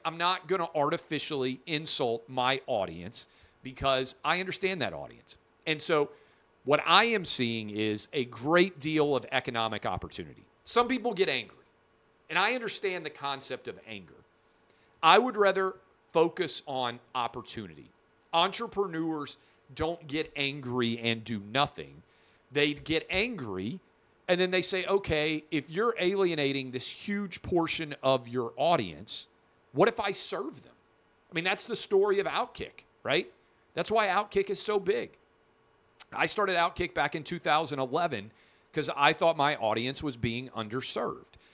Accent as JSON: {"language": "English", "region": "Tennessee", "country": "United States", "tie": "born or raised there", "said": "my home state, uh, Nashville"}